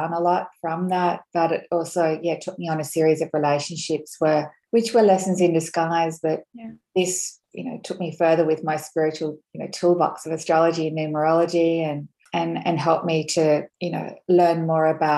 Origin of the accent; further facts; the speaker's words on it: Australia; I'm Scottish, Australian, and so I have that strong sort of Celtic heritage